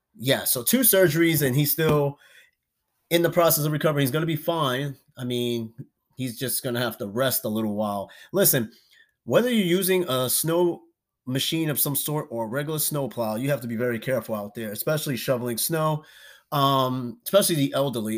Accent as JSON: {"language": "English", "region": "New York", "country": "United States", "tie": "born or raised there", "said": "I'm from New York."}